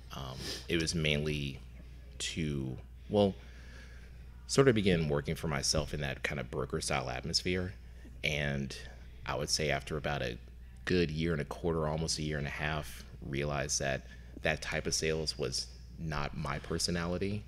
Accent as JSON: {"language": "English", "town": "Lexington", "region": "Kentucky", "country": "United States", "tie": "born or raised there", "also_born_or_lived": "Louisville, Kentucky", "said": "Originally from Lexington, uh, Lexington, uh, born and raised and went to college in Louisville"}